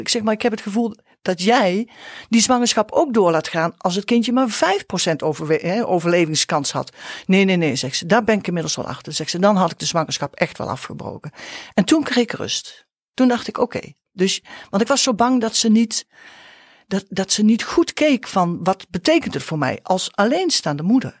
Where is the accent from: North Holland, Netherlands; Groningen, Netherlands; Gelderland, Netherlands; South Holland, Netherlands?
Gelderland, Netherlands; Nijmegen; Wij komen uit Nijmegen